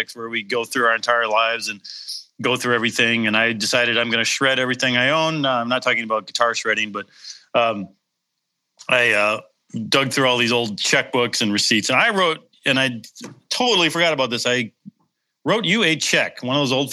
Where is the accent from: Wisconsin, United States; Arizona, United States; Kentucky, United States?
Wisconsin, United States; Madison; I lived in Madison, my hometown